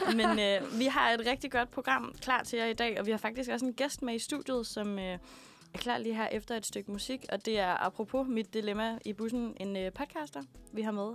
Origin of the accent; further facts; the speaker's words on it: Aalborg, North Denmark Region, Denmark; now in Copenhagen, Denmark; Jeg har været et uh, smut hjemme i Aalborg